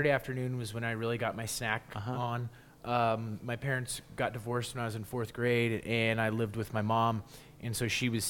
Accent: Colorado, United States; also born or lived in Denver / Boulder; I grew up in Colorado, like the north suburbs, North Glen, Thornton, Westminster, Broomfield.

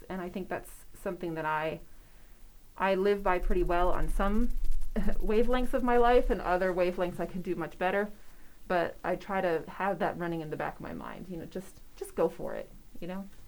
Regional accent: Wisconsin, United States; now in York, United States; I'm originally from Wisconsin

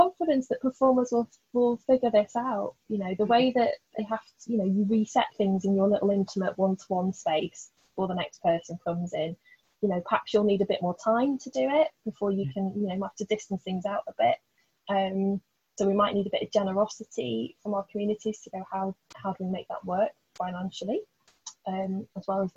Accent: Blackpool, North West England, United Kingdom; I grew up in Blackpool

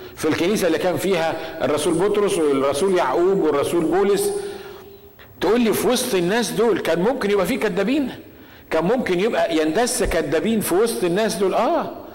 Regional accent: Egypt; احنا عندنا في مصر

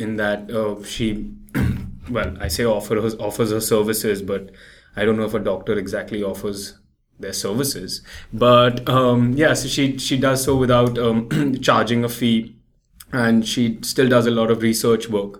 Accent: Mumbai, Maharashtra, India; moved away as an adult; also born or lived in London, United Kingdom; now in New York, United States; I live in Bombay, and I was born in Bombay

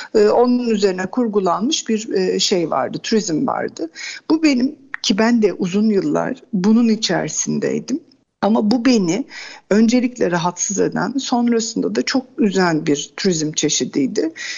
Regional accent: Kuşadası, Aydın, Turkey; Ben Kuşadası doğumluyum.

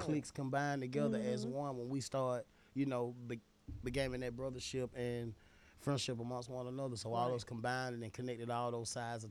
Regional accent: Atlanta, Georgia, United States; I'm from Atlanta, Allen Temple.

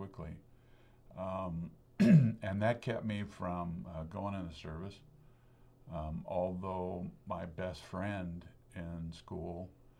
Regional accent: Lebanon, Oregon, United States; I was born and raised in Lebanon, Oregon.

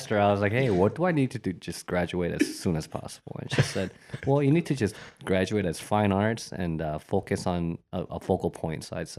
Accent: Bowling Green, Ohio, United States; also born or lived in Korea; So I was born in Korea, but I came to the States when I was about 7. So landed in Bowling Green, Ohio. So yeah, I'm a townie, you could say. Definitely a 419, you know.

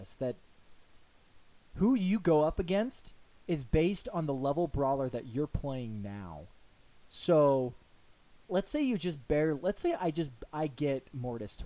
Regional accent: United States; we're from the United States.

